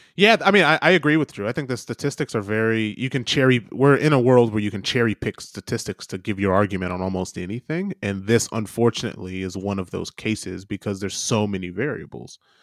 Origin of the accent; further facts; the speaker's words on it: United States; moved away as an adult; now in New Zealand; As an American